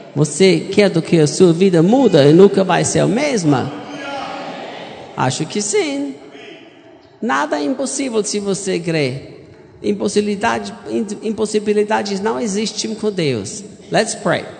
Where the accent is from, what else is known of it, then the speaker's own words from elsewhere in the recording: Austria; Portuguese is a second language; moved away as an adult; also born or lived in United States; now in Goiânia, Brazil; eu sou austríaco. Eu nasci em cresci na Áustria